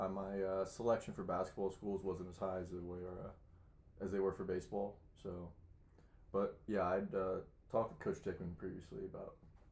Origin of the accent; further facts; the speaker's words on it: Leesburg, Virginia, United States; I'm from Leesburg, Virginia, about 45 minutes away from Hood.